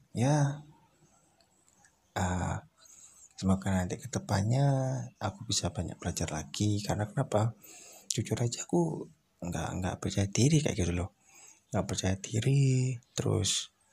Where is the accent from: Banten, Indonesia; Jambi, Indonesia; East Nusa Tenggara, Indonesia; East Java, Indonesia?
East Java, Indonesia; Surabaya; Kalau orang Jawa kan memang aku asli Jawa, Jawa Timur. Wong Surabaya.